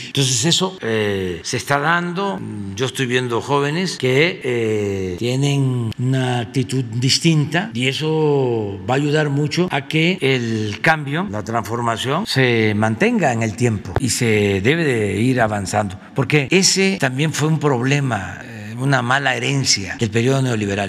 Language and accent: Spanish; Veracruz, Mexico; also born or lived in Tabasco; mi estado de Veracruz, porque soy choco jarocho